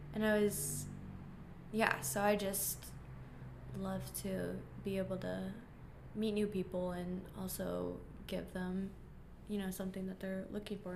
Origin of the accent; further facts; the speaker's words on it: Omaha, Nebraska, United States; I'm from Omaha, Nebraska